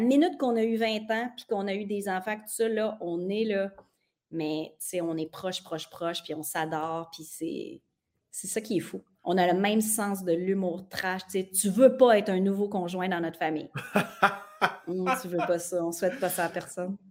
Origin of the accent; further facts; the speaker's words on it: Saint-Octave-de-Métis, Quebec, Canada; also born or lived in Mont-Joli; je suis née à Montjoly parce que là, d'où je viens, tu ne peux pas naître parce que c'est trop petit. Je viens de Saint-Octave de Métis